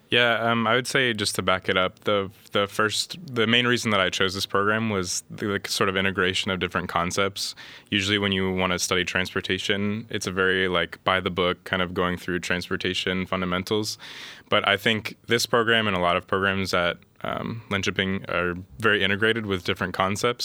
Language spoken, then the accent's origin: English; Columbus, Ohio, United States; moved away as an adult; now in Linköping, Sweden; I'm originally from Columbus, Ohio, in the United States